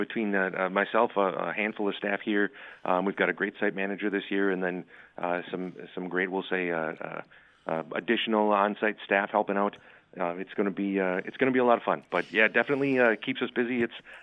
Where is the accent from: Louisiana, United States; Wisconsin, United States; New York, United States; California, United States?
Wisconsin, United States; So I'm actually a local kid. I mean, I grew up in the Lake Country area.